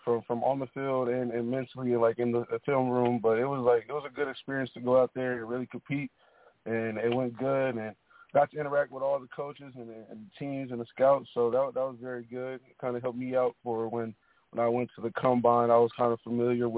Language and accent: English; Texas, United States; also born or lived in Kansas City, Missouri; I was born in Kansas City, Missouri, and I moved to Texas